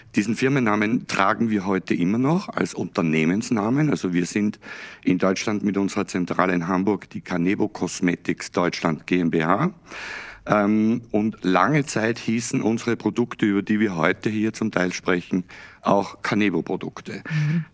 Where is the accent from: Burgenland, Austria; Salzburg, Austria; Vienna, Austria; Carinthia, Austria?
Salzburg, Austria; moved away; ich ja in Österreich geboren bin und aufgewachsen bin